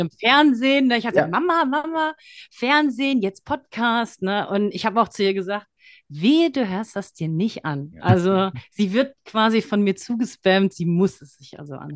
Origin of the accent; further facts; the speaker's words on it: Frankfurt, Hesse, Germany; also born or lived in Thailand; gebürtige Frankfurterin